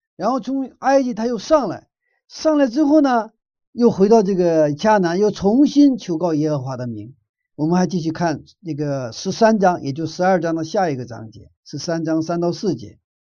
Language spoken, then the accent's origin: Chinese; Northeast China, China; moved away; 我的小的时候在东北长大的